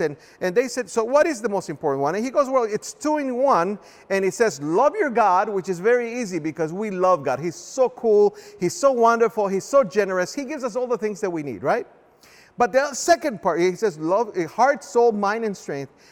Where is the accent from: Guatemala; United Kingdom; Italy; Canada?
Guatemala; now in United States; I was born in a small little country called Guatemala